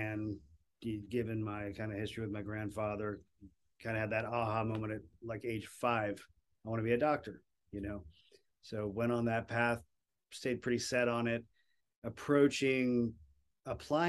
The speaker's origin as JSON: {"language": "English", "region": "Florida", "country": "United States", "said": "I'm from Florida."}